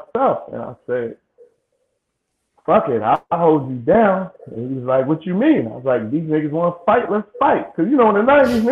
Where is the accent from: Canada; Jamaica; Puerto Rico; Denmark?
Jamaica; I'm Jamaican